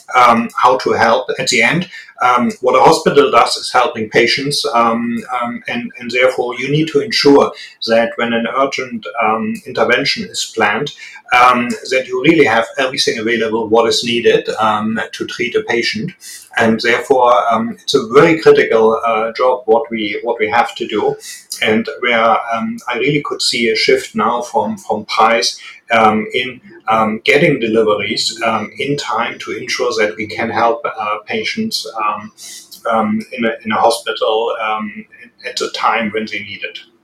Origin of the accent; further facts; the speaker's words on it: Germany; accent: strong German; English is a second language; also born or lived in United States; I very successfully failed getting rid of my strong German accent